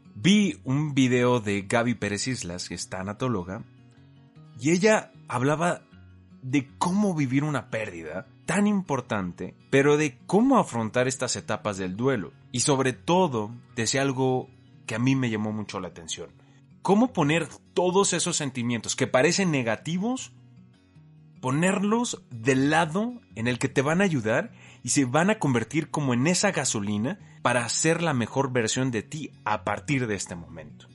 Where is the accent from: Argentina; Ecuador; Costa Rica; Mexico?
Mexico; como mexicano sí sé